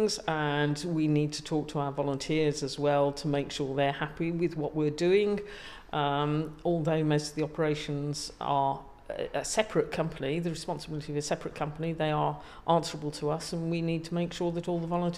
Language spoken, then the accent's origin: English; near Birmingham, West Midlands, United Kingdom; now in Chichester, United Kingdom; I was brought up near Birmingham